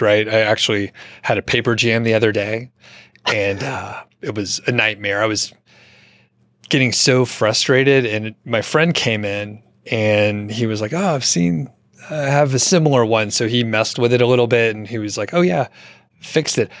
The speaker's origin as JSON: {"language": "English", "town": "Atlanta", "region": "Georgia", "country": "United States", "moved": "yes", "said": "I'm from Atlanta originally"}